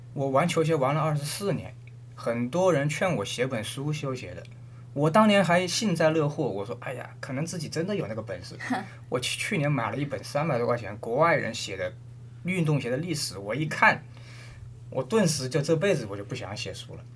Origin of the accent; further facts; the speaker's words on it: China; 我们中国人